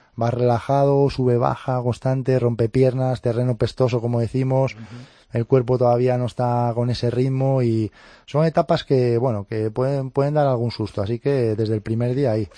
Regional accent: Cangas, Asturias, Spain; en mi cangas natal, en mi pueblo, allí en Asturias

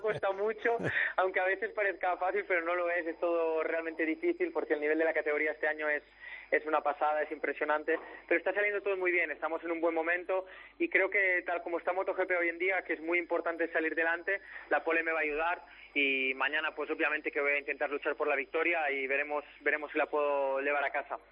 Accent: near the Circuit de Catalunya, Catalonia, Spain; desde pequeño aquí mi colegio, mi casa estaba prácticamente tres kilómetros del circuito

